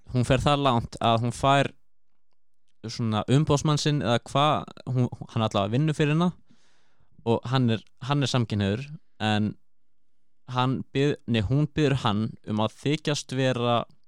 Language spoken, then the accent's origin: Icelandic; Akureyri, Northeast, Iceland; ég kem frá Akureyri